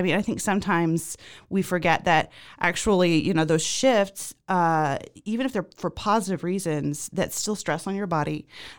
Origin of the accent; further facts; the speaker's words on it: Zimbabwe; I was born and raised in Zimbabwe, but my father is from West Texas.